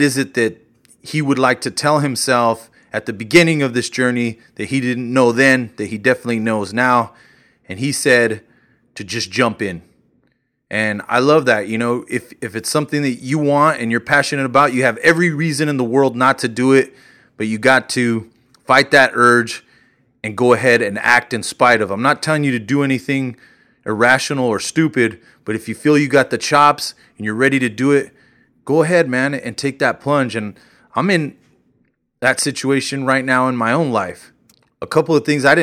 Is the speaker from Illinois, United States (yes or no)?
no; New Mexico, United States; now in Kansas City, United States; I mentioned New Mexico because that's where I'm from. That's my hometown.